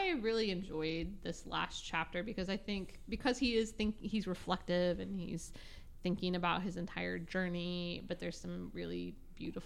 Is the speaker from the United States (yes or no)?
yes; Nebraska, United States; moved away as an adult; also born or lived in Florida; I grew up in Nebraska in the plains